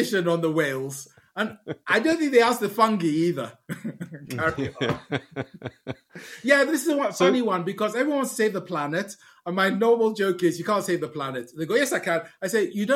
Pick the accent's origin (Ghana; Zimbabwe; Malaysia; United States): Ghana; moved away; also born or lived in United Kingdom; I was born in Ghana.